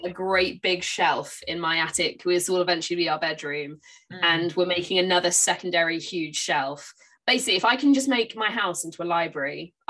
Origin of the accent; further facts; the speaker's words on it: Bridport, South West England, United Kingdom; There is one in Bridport, which is my hometown